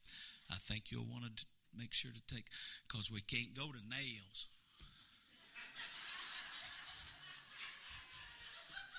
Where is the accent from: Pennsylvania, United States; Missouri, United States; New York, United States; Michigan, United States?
Missouri, United States; moved away as an adult; now in Louisiana, United States; I'm from Missouri, but we've lived in Louisiana 10 years